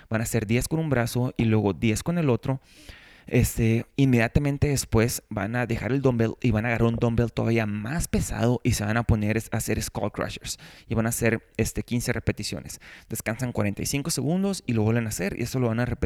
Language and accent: Spanish; Mexico; yo crecí en México, entonces en México no teníamos tanto acceso a ese tipo de snacks.